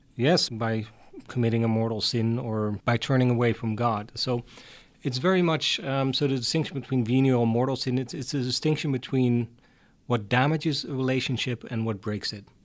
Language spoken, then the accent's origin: English; Hardenberg, Overijssel, Netherlands; also born or lived in Utrecht, Netherlands / Tilburg, Netherlands; I wasn't born in Utrecht, but in Hardenberg, which is a very small town at the German border